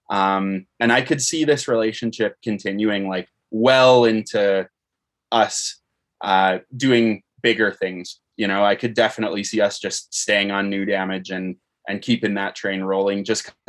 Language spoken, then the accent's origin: English; Canada; Uh, also, it's interesting because being a Canadian band, uh, a lot of times it can be harder for an American band to sign a Canadian band.